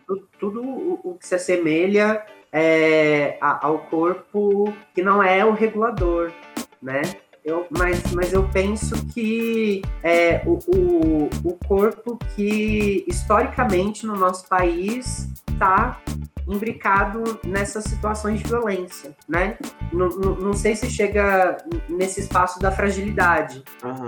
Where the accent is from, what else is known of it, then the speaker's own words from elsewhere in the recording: interior of São Paulo, Brazil; moved away as an adult; also born or lived in Araraquara, São Paulo; now in Ouro Preto, Brazil; sou do interior de São Paulo